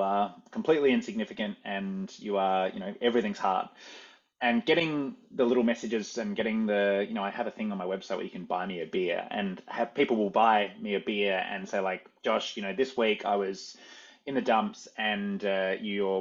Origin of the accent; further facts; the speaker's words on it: Australia; moved away as an adult; now in New York City, United States; I came from Australia